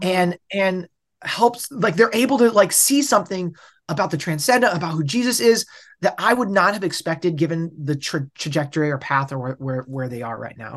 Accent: Bellingham, Washington, United States; also born or lived in Boulder; I'm from Bellingham, Washington, which is, like, as far upper left of the United States as you can basically get

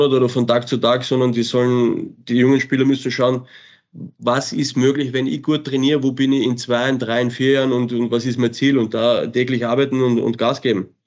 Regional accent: Salzburg, Austria; außer für Salzburg. Das war für mich klar, weil das ist meine Heimat, meine Kinder sind da, meine Frau ist da, wir leben da.

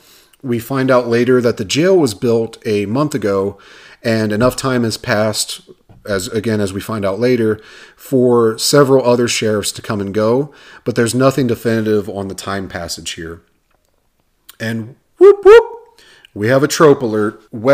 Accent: Ohio, United States; now in Arizona, United States; So those that don't know me, me and my family, we are transplants from Ohio out here to Arizona.

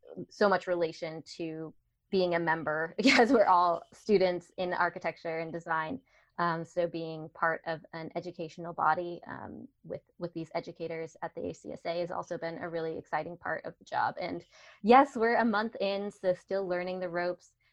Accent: Colorado, United States; also born or lived in Washington State; I'm a Coloradan through and through. I've lived all over Colorado

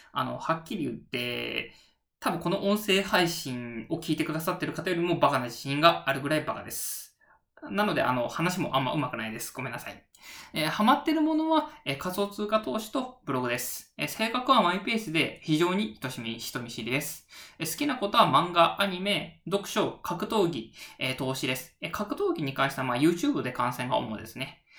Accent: Japan; 人間としての出身地は、えー、四国、中国地方ですね

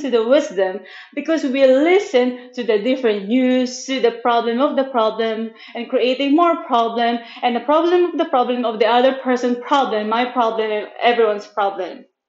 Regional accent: Manila, Metro Manila, Philippines; English is a second language; now in Chiang Mai, Thailand; I'm born and raised in Manila, Philippines

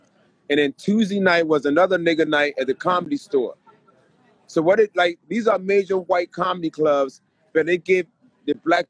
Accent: Philadelphia, Pennsylvania, United States; moved away as an adult; also born or lived in West Africa; now in California, United States; I was raised in Philly and, you know, I go home at least once a month, but I left about 7 years ago.

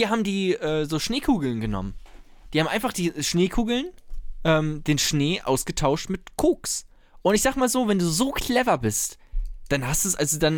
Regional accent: Germany; So, wir, wir wissen doch, wie es läuft als, als Deutsche.

